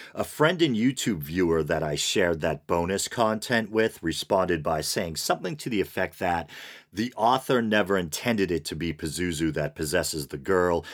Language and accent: English; United States; as an American